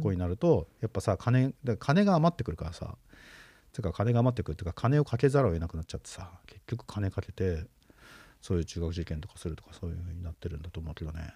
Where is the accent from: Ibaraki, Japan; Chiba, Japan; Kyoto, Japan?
Chiba, Japan; 俺のその実家の千葉